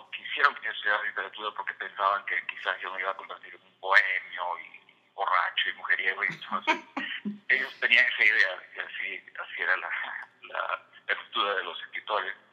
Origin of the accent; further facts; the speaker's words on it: Peru; also born or lived in Virginia / Washington DC, United States; now in Virginia, United States; dentro del área de Estados Unidos, que es el área donde vivo, es la de Virginia, Washington DC, y otros también están ambientados en mi país, en Perú que no necesariamente los escribía allá, los escribía aquí, pero están inspirados en, la época en que yo vivía allá todavía.